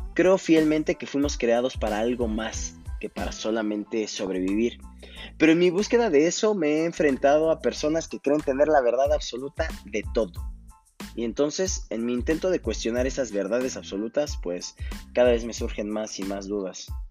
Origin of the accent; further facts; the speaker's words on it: Coacalco, State of Mexico, Mexico; moved away as an adult; also born or lived in Querétaro; now in Tulancingo, Mexico; soy originario de la Ciudad de México en la cual solamente viví mis primeros ocho años de vida. Después radiqué en Coacalco, Estado de México, cerca de 16 años.